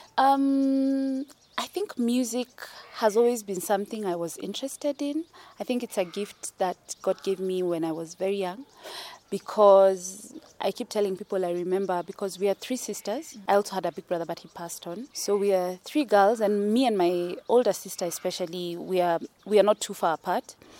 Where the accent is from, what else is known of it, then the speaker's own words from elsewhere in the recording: Nairobi, Kenya; I come from Kenya, born in Nairobi, sort of like the east side of Nairobi small place called Buruburu. I've experienced the whole city life